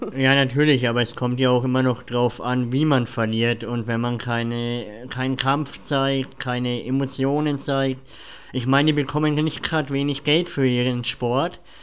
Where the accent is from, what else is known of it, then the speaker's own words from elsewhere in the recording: Nuremberg, Bavaria, Germany; sind wir Nürnberger